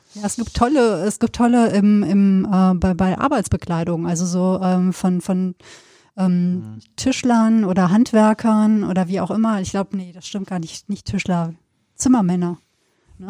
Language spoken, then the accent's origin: German; Sauerland, North Rhine-Westphalia, Germany; now in Cologne, Germany; Ich bin im Sauerland groß geworden, Westfalen.